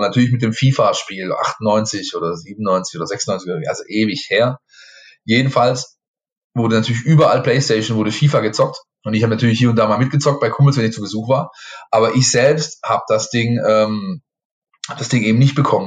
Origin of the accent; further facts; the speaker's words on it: a town near Ludwigsburg and Stuttgart, Baden-Württemberg, Germany; ich bin im Ort aufgewachsen, ähm, da waren sehr viele ähm, GIs äh, mit ihren Familien äh, wohnhaft, weil eben in der Nähe von den US Installations in Ludwigsburg und in Stuttgart liegend.